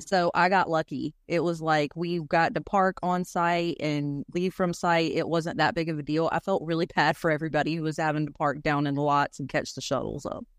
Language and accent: English; North Carolina, United States; born or raised there